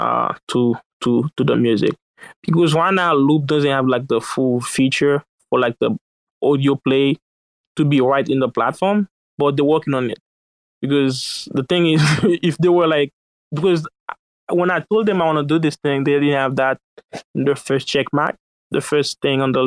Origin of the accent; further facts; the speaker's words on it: Haiti; now in United States; I didn't grow up in the U.S. So one hour I would say I live in the U.S., but I grew up in Haiti, in a sense.